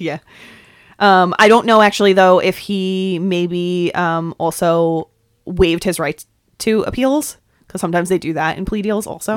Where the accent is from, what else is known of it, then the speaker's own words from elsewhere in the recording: New York, United States; accent: New York; my New York accent